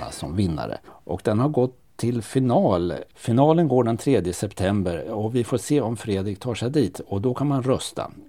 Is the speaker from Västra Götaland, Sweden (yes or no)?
no; Örebro County, Sweden; Nej, jag skyller på att jag är uppväxt på Närkeslätten och 100% landkrabba så jag har inte så bra överblick över den marina sidan.